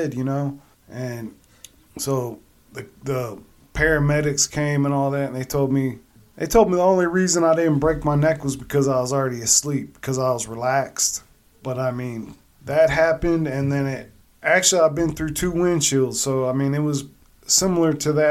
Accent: Akron, Ohio, United States; moved away as an adult; I'm back home. I was from Akron. I moved up here now, you know, I'm closer to Michigan

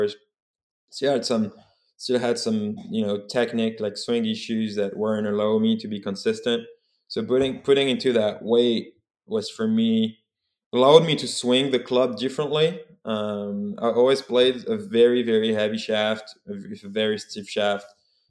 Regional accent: Remiremont, Grand Est, France; English is a second language; moved away as an adult; also born or lived in Bowling Green, Ohio, United States; now in United States; When I left France to go to the US, I was 19

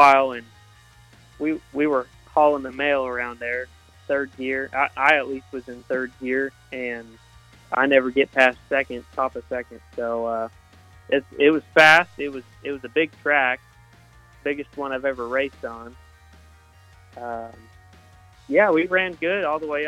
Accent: Wichita, Kansas, United States; I'm from Wichita, Kansas. I grew up going to 81 Speedway, about 15 minutes from my house.

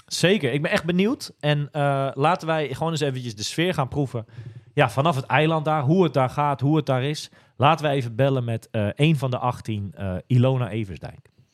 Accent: Almere, Flevoland, Netherlands; we komen allebei uit Almere, dus ik ken haar al heel lang

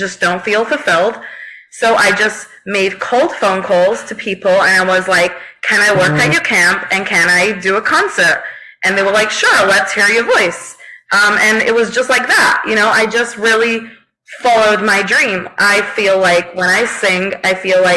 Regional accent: United Kingdom; I'm British, so we say Dobby.

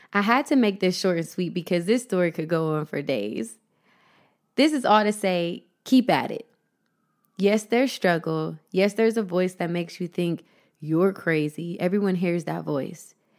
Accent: Columbus, Ohio, United States; moved away as an adult; also born or lived in Las Vegas, Nevada / Los Angeles; my hometown of Columbus, Ohio

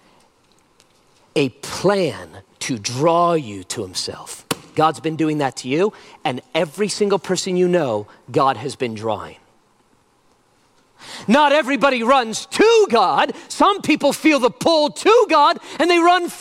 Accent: United States; I'm an American

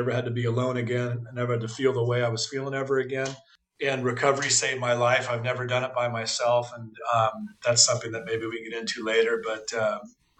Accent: Long Beach, California, United States; I'm born and bred in Long Beach, and so our little community here

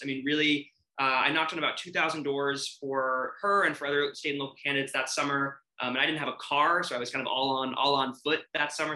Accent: New York City, New York, United States; I grew up in Brooklyn, New York

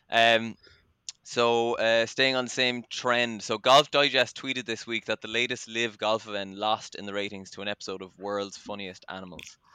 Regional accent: Cork, Munster, Ireland; now in Dublin, Ireland; I would respond by saying we are from Cork but I have been out of Cork for 15 or so years now, living in Dublin.

